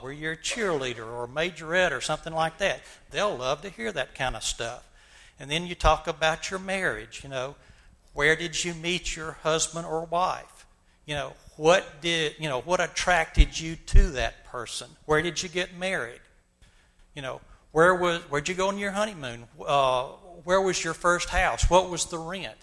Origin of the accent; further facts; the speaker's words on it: Montgomery, Alabama, United States; my experiences growing up in Montgomery, Alabama during the 1950s and 60s.